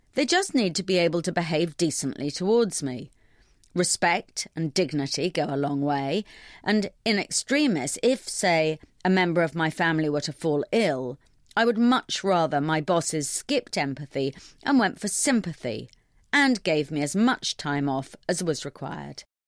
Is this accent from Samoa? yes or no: no; London, United Kingdom; I'm a Londoner